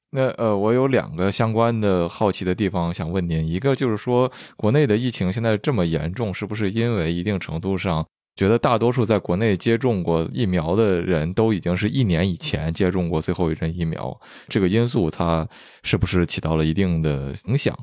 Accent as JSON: {"language": "Chinese", "region": "northern China", "country": "China", "also_born_or_lived": "Vancouver, Canada", "moved": "yes", "said": "我就说是北方"}